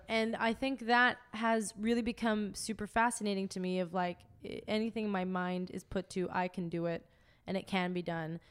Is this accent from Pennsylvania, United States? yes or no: yes; McKees Rocks, Pennsylvania, United States; now in Los Angeles, United States; I grew up in McKees Rocks